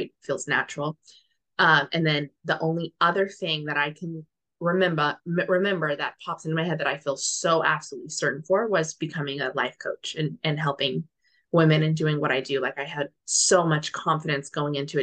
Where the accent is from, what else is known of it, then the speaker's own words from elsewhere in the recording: New Mexico, United States; moved away as an adult; now in Netherlands; I currently live in the Netherlands. My husband's Dutch, but I'm from New Mexico